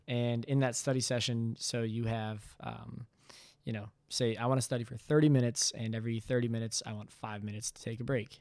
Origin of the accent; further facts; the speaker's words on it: Bloomfield, Michigan, United States; moved away as an adult; also born or lived in Cincinnati, Ohio; originally I'm from Bloomfield, Michigan